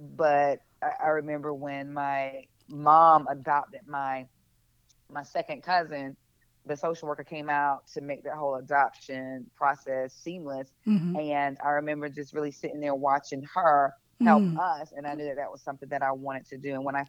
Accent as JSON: {"language": "English", "region": "South Carolina", "country": "United States", "tie": "born or raised there", "said": "I mean, I grew up in a very rural community, a very small town. Everybody knew everybody"}